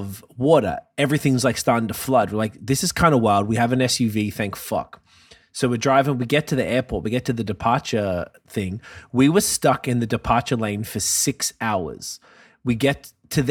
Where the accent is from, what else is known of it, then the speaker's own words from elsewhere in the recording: Canada; I'm Canadian